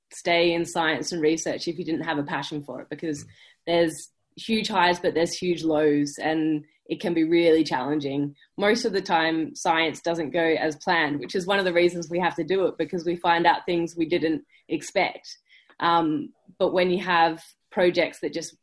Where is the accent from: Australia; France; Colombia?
Australia; Busselton, Western Australia; moved away as an adult; also born or lived in Perth, Australia / Melbourne, Australia; now in United Kingdom; I grew up down south, so I'm from Busso